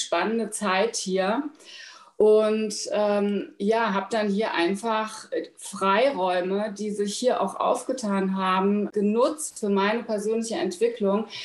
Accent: Frankfurt area, Hesse, Germany; moved away as an adult; now in Berlin, Germany; Ich komme ursprünglich aus Hessen, aus der Frankfurter Ecke.

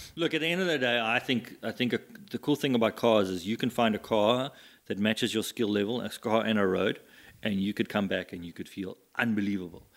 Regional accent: Scotland, United Kingdom; moved away; I was born in Scotland

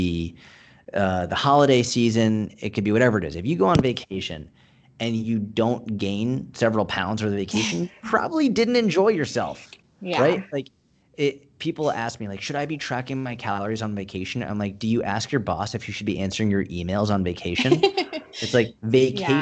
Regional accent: Boston, Massachusetts, United States; moved away; I grew up in Boston

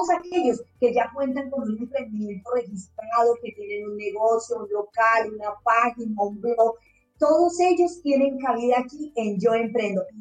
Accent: Chile; Yo quisiera ser parte, pero soy chileno.

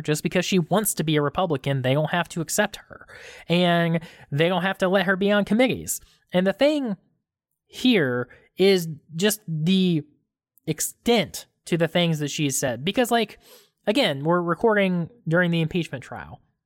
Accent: Georgia, United States; we're from Georgia.

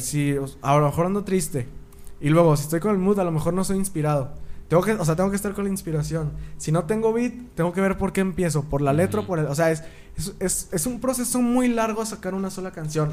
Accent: Torreón, Coahuila, Mexico; soy de Torreón

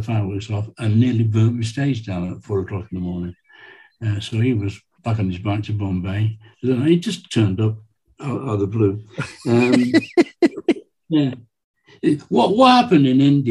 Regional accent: England, United Kingdom; I'm from England

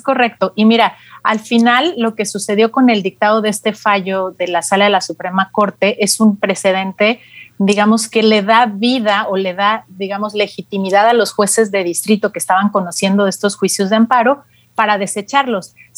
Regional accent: Mexico; como mexicanos usuarios de telefonía móvil

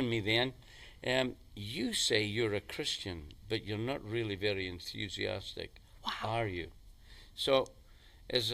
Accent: Macduff, Scotland, United Kingdom; now in Banff, United Kingdom; we started off living in Macduff. That's my hometown

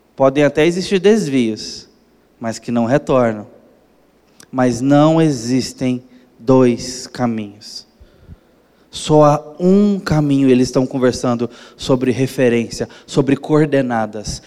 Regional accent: Brazil; como brasileiros

